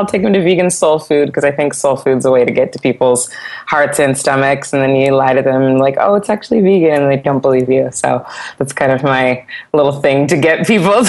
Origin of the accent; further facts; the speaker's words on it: Santa Barbara, California, United States; I grew up singing in church in Santa Barbara